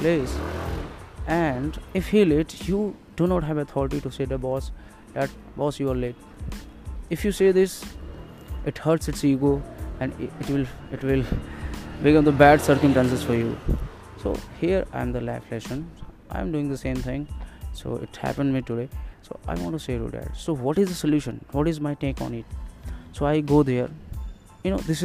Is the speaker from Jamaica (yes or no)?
no; India; I'm from India